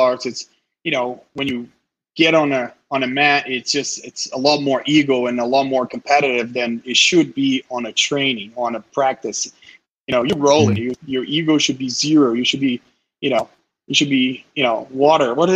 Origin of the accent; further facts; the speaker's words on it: Brazil; moved away; I'm from Brazil originally